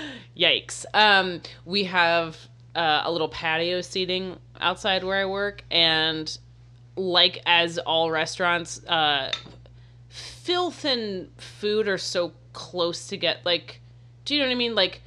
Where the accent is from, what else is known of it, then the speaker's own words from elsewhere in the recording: Florida, United States; moved away; I'm also from Florida.